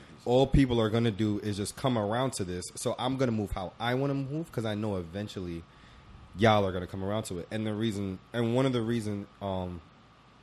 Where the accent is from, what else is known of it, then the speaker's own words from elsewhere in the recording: Jamaica; I'm Jamaican